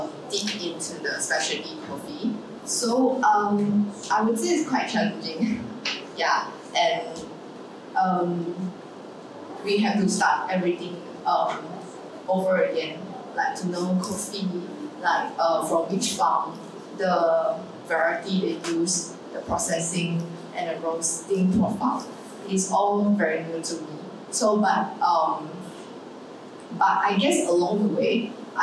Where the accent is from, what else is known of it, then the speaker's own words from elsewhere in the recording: Malaysia; now in Singapore; I'm actually Malaysian